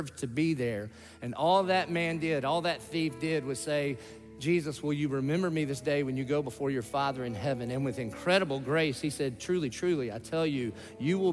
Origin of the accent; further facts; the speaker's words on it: the South, United States; I grew up in the South.